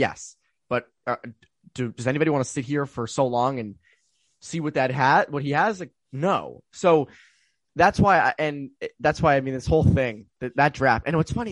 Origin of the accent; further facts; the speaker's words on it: Arizona, United States; in the desert, you know, my hometown